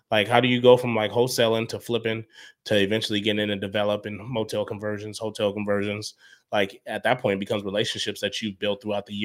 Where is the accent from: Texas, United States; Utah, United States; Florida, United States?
Utah, United States; Salt Lake City; No, I, bro, I grew up in Salt Lake.